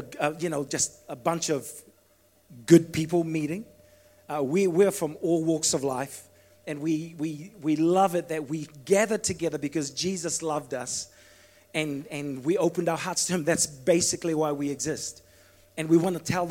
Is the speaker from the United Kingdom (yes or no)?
no; Fiji; moved away; I was brought up in Fiji